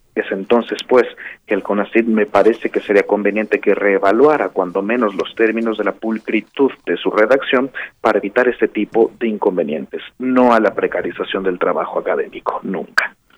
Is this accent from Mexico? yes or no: yes; Mexico; como mexicanas, como mexicanos